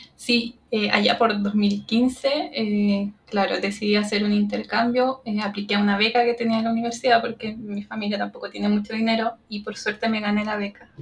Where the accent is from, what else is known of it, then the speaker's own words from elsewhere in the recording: Santiago, Santiago Metropolitan Region, Chile; yo estoy en mi ciudad natal, en Santiago de Chile